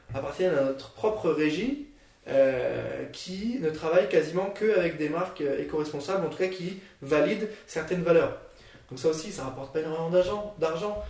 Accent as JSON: {"language": "French", "town": "Nancy", "region": "Grand Est", "country": "France", "said": "moi je viens de Nancy, du coup j'ai fait un bac L"}